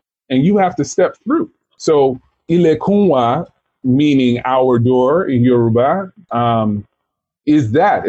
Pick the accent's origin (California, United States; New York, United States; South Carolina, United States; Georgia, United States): Georgia, United States; Atlanta; also born or lived in Kentucky; now in Brooklyn, United States; I grew up in Atlanta, and I was born in Kentucky